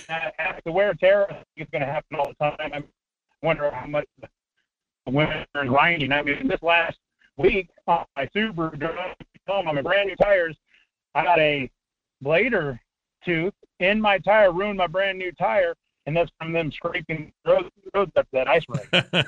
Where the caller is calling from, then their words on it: North Pole, Alaska, United States; Good morning, North Pole, Alaska, Brother Joe.